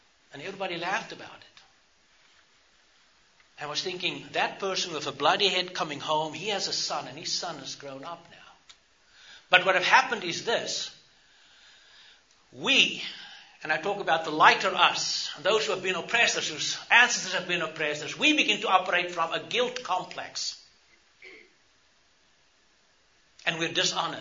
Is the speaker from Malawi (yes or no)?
no; South Africa; I grew up in South Africa, apartheid South Africa